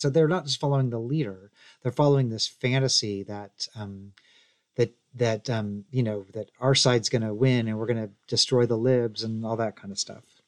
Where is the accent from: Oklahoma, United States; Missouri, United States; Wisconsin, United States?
Missouri, United States; now in Tennessee, United States; I'm from Missouri. I live in Tennessee.